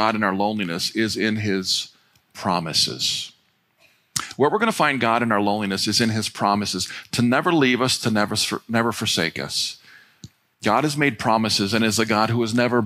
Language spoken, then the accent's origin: English; North Royalton, Ohio, United States; We grew up on Bennett Road right over here in North Royalton